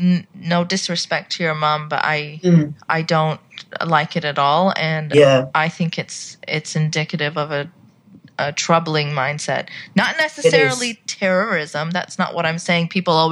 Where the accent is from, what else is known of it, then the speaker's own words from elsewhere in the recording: Saudi Arabia; But the thing is that as a Pakistani growing up in Saudi, we're kept quite separate from Saudis. Foreigners sometimes tend to live in compounds, as I did.